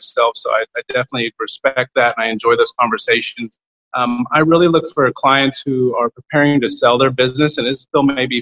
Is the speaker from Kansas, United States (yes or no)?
yes; Kansas, United States; I grew up in Kansas, a little tiny small town just south of Barnard, Kansas.